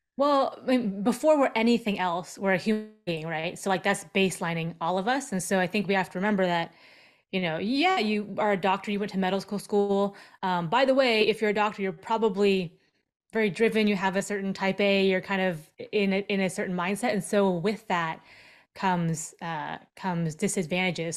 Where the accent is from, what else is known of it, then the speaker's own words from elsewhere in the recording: Seattle, Washington, United States; also born or lived in Seoul, South Korea; I was born in Seoul, South Korea, and then I was adopted as a five and a half month old baby and brought over to, uh, to the States, and I grew up in the Seattle area